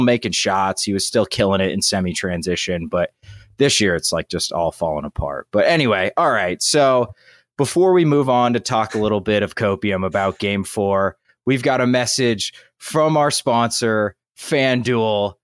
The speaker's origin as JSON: {"language": "English", "region": "West Virginia", "country": "United States", "tie": "born or raised there", "said": "my home state of West Virginia"}